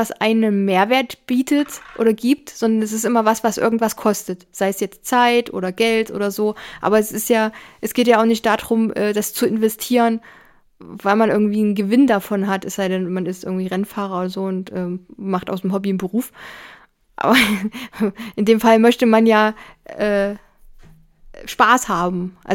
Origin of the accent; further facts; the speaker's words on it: Germany; wir sind ja Deutsche